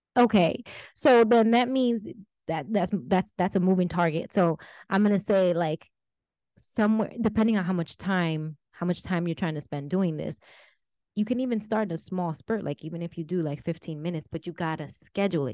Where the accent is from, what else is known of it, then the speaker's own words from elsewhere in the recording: New Jersey, United States; my husband's from California and, and we're from Jersey